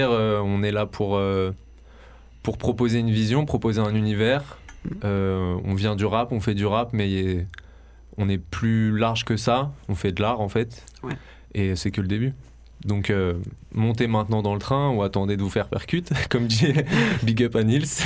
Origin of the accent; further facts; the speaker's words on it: Marseille, Provence-Alpes-Côte d'Azur, France; also born or lived in Paris; Et je euh, je viens pas que de Marseille, ça s'entend à mon accent. Et puis aussi, euh, mon histoire fait que euh, j'ai grandi 10 ans à Paris.